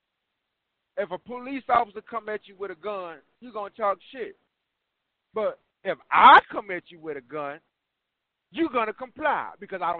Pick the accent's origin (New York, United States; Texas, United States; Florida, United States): Texas, United States; I'm from Texas